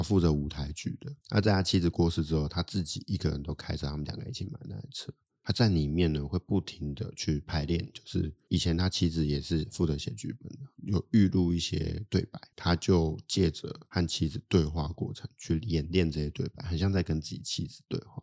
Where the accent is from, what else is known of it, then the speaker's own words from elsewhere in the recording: Taipei, Taiwan; also born or lived in Australia; 我台北人